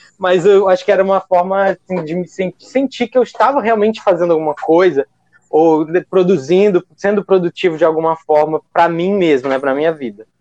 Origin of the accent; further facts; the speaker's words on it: Acre, Brazil; sou acriano